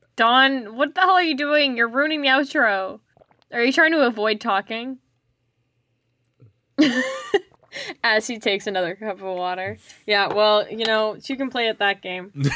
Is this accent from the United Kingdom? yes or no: no; Canada; I'm Canadian